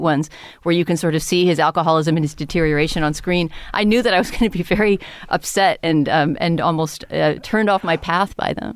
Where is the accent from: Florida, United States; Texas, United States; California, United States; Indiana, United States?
Texas, United States; San Antonio; moved away; where I grew up in San Antonio, Texas